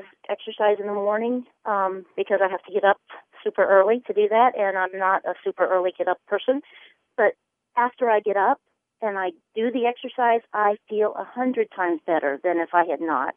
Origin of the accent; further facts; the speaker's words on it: the South, United States; also born or lived in the North; I grew up in the South most of my life. I lived in the North for a little while, but I grew up my teenage years in the South